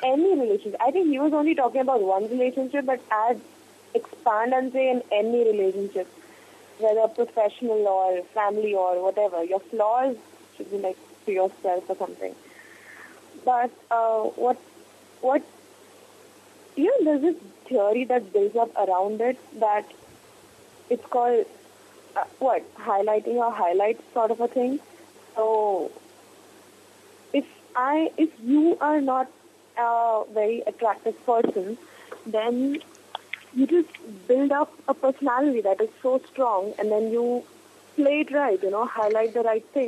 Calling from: Mumbai, Maharashtra, India; I'm calling from Mumbai

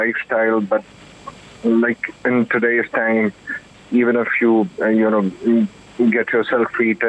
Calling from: Delhi, India; I'm calling from Delhi.

